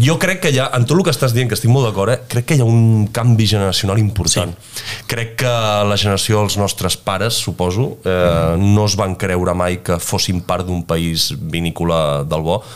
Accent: Penedès, Catalonia, Spain; also born or lived in Italy; sóc del Penedès

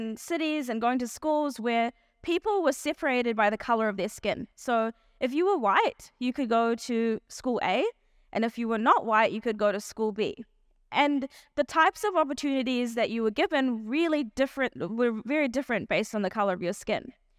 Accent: South Africa; born there; I was born in South Africa to South African Indian parents. And my parents both grew up in South Africa during the apartheid era.

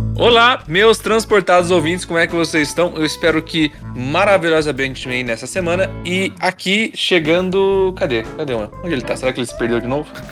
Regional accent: Bragança Paulista, São Paulo, Brazil; sou de Bragança

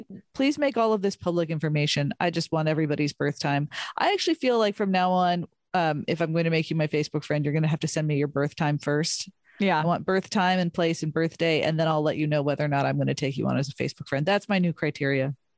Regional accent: California, United States; we grew up in California

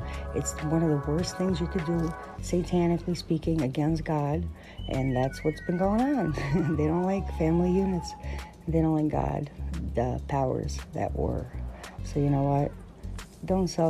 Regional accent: New York City, New York, United States; moved away; also born or lived in Baltimore, Maryland; I grew up in Brooklyn, but I lived in Baltimore

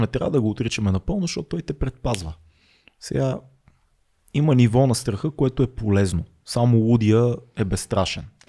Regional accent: Sofia, Sofia City, Bulgaria; accent: Shop; also born or lived in Burgas; ще отговоря като шоп

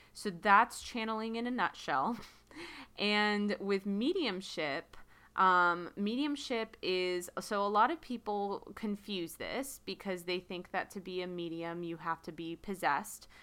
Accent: United States; I'm speaking as an American

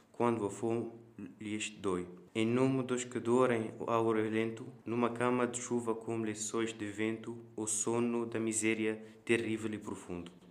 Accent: Tunisia; now in Coimbra, Portugal; tenho 17 anos, venho da Tunísia e estudo na Escola Secundária Vlaroteiro em Coimbra.

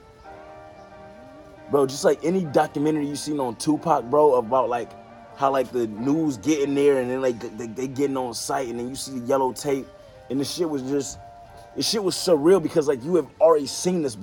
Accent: Detroit, Michigan, United States; moved away; also born or lived in Glendale, California; I'm from Detroit

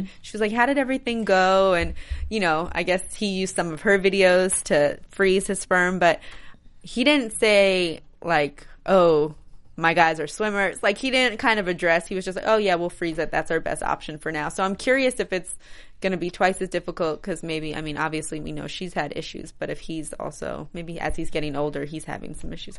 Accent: New York, United States; moved away; New York. That's my home state.

